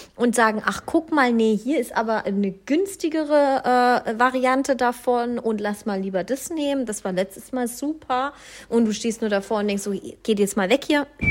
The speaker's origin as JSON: {"language": "German", "area": "Swabia", "region": "Baden-Württemberg", "country": "Germany", "said": "Ich komme ja aus dem Schwabenland"}